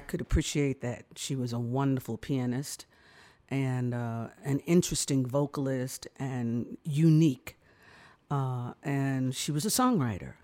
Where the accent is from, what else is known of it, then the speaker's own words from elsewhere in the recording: New York City, New York, United States; I was born in New York, uh, raised in the Bronx, so, uh, yeah, I'm a real New Yorker